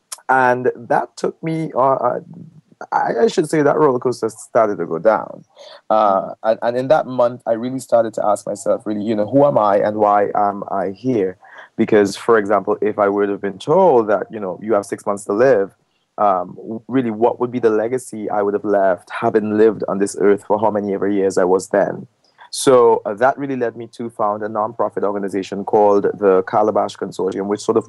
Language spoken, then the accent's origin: English; Trinidad & Tobago; moved away as an adult; also born or lived in New York, United States; I am originally from Trinidad and Tobago, where I happen to be now.